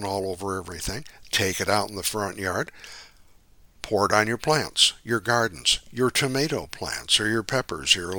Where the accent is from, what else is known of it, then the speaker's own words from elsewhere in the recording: Midwest, United States; now in California, United States; I grew up in the Midwest